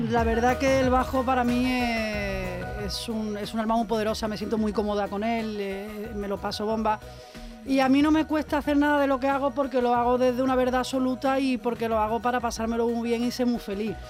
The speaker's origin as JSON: {"language": "Spanish", "town": "Seville", "region": "Andalusia", "country": "Spain", "tie": "born or raised there", "said": "yo nací en un barrio en Triana donde mi familia son cantadores, son bailadores"}